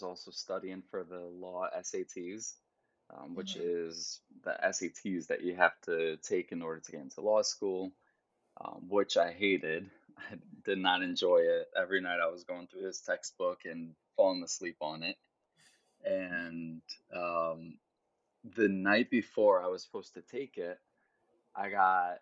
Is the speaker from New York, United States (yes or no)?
yes; Geneva, New York, United States; moved away as an adult; also born or lived in Brooklyn, New York; now in New York City, United States; So that's where I was raised, in upstate New York. And yeah, I went to college in the same hometown, in my hometown.